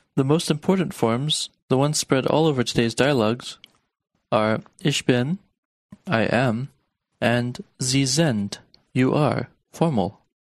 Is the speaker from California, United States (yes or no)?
no; Harrisburg, Pennsylvania, United States; Ich bin aus Harrisburg